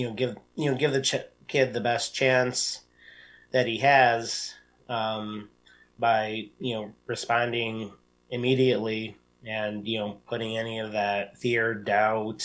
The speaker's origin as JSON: {"language": "English", "town": "Detroit", "region": "Michigan", "country": "United States", "moved": "yes", "said": "I'm originally from the Detroit area."}